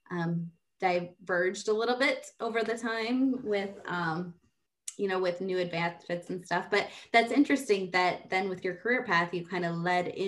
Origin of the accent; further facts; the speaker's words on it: Des Moines, Iowa, United States; I grew up in Des Moines, Iowa